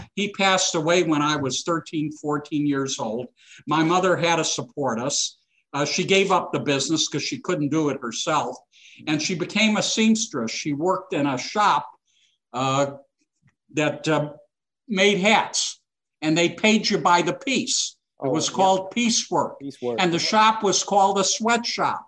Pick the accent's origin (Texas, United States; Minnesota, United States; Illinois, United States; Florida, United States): Illinois, United States; Chicago; I was born in Chicago uh, to two immigrant parents uh, who came from Eastern Europe